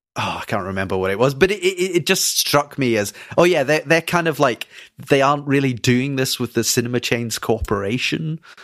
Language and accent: English; Scotland, United Kingdom; I'm Scottish